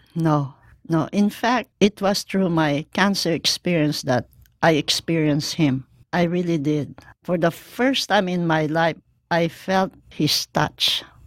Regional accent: Mandaluyong, Metro Manila, Philippines; moved away; also born or lived in Hawaii; my hometown in Mandaluyong Rizal, Philippines

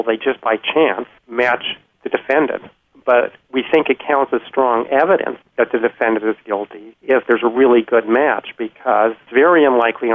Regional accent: Washington, United States; I'm from Washington State

